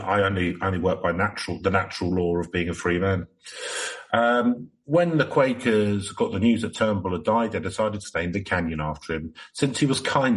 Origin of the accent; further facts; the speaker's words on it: Whittier, California, United States; I grew up in Whittier.